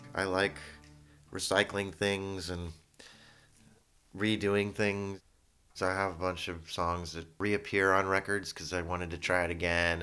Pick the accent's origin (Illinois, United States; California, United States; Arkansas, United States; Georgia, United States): California, United States; San Francisco; I was born in San Francisco in Kaiser, but Geary, and my parents were social workers that lived here in the city